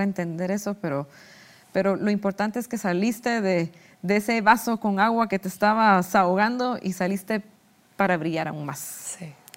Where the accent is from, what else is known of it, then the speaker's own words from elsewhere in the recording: Guatemala; los guatemaltecos no vivimos estas tradiciones tan lindas